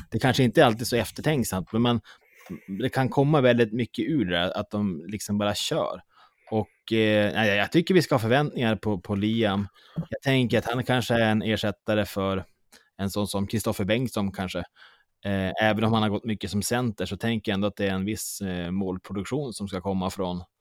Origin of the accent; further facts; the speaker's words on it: Småland, Sweden; Nej, jag är mer smålänning.